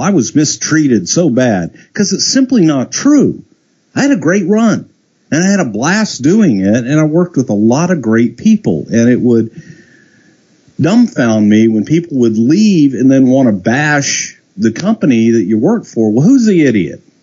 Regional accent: Texas, United States; I'm a kid from Texas

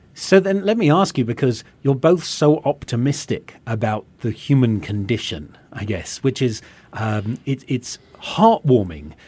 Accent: England, United Kingdom; now in United States; from my accent, people can tell, you know, having come from England

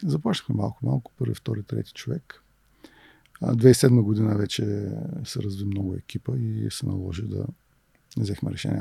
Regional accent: Varna, Varna Province, Bulgaria; also born or lived in Toledo, Ohio; От град Варна съм, роден съм тук и средното ми образование е от математическа гимназия в Варна

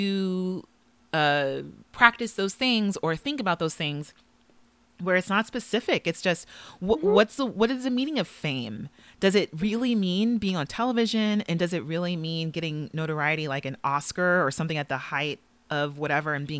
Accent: Los Angeles, California, United States; Los Angeles, which is also my hometown

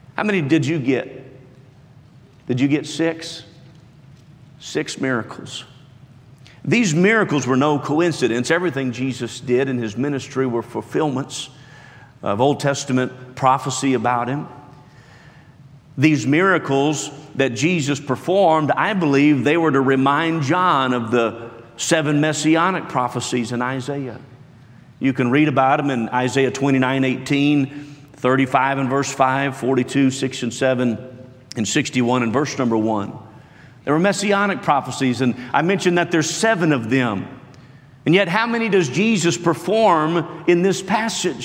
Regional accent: West Virginia, United States; born and raised in West Virginia and homeschooled

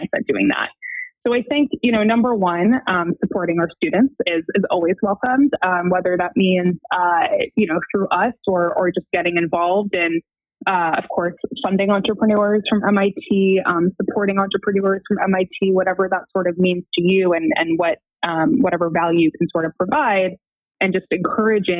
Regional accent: Western Massachusetts, United States; now in Brooklyn, United States; I grew up in Western Massachusetts.

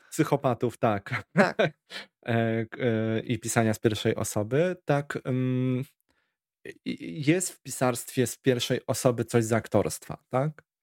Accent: Warsaw, Masovian Voivodeship, Poland; u nas na Bielanach

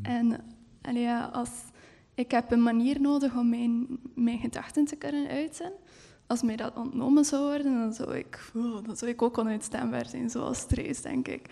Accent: Heule, Flanders, Belgium; in Heulen, waar ik ook opgegroeid ben.

